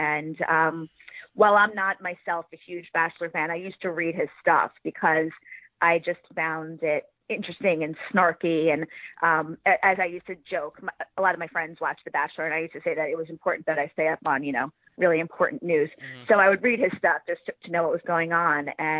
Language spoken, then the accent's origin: English; New York, United States; Okay, well, I am from New York.